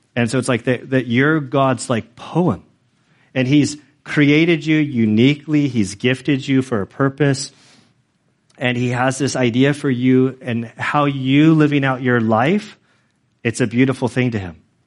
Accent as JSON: {"language": "English", "country": "United States", "said": "I'm an American."}